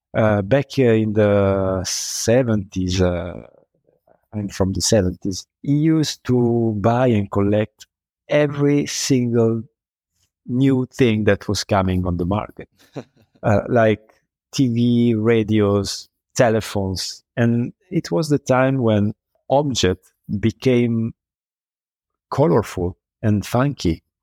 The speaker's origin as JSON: {"language": "English", "town": "Milan", "region": "Lombardy", "country": "Italy", "said": "I'm from Milan"}